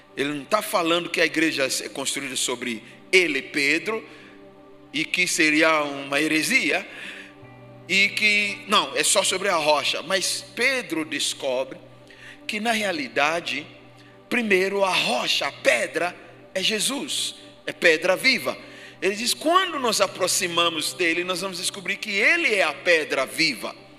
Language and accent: Portuguese; Ghana; now in Brazil; Do país onde eu nasci, Gana